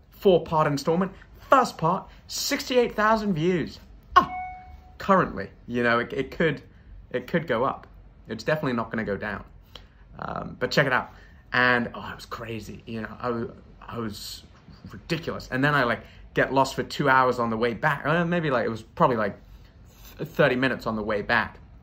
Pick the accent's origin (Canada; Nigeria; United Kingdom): United Kingdom; now in United States; as a Brit